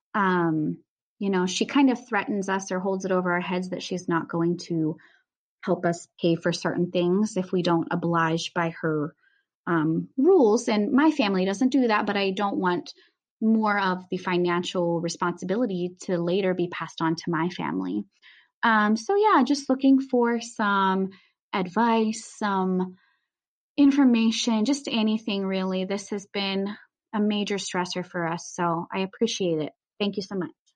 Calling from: Tacoma, Washington, United States; I'm calling from Tacoma, Washington

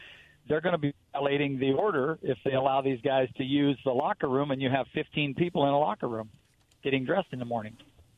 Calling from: Pasco, Washington, United States; I'm in Pasco.

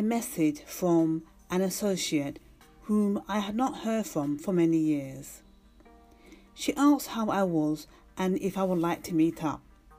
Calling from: London, United Kingdom; from London, UK

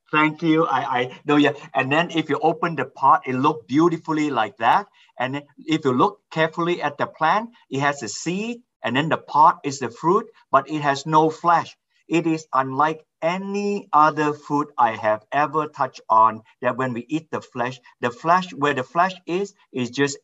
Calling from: Hadley, Massachusetts, United States; I'm based in Hadley, Massachusetts, 2 hours inland from Boston and an hour north of Hartford, Connecticut.

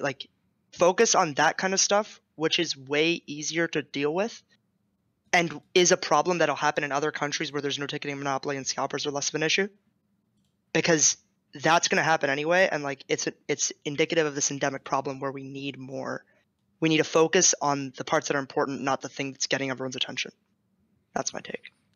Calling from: Santa Monica, California, United States; I'm calling from Santa Monica

